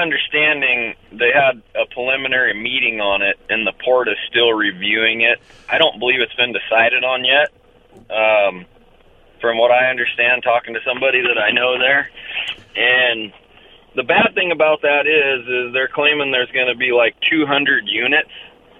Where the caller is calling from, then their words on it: Kennewick, Washington, United States; Hey, it's … from Kennewick.